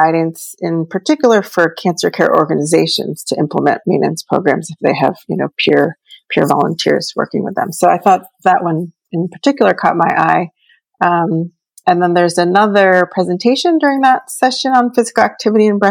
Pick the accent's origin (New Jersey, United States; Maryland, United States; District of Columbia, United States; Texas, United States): Maryland, United States; Baltimore; moved away; I'm from Baltimore originally, grew up born and raised in Baltimore.